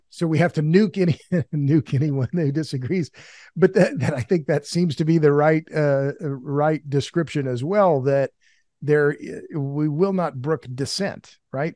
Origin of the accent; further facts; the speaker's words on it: Oklahoma, United States; now in Texas, United States; I've lived in Texas. I'm from Oklahoma.